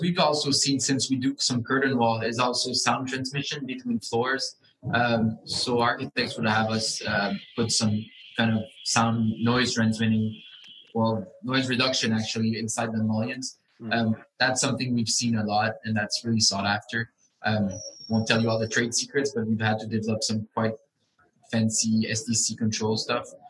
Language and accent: English; Quebec, Canada; I'm from Quebec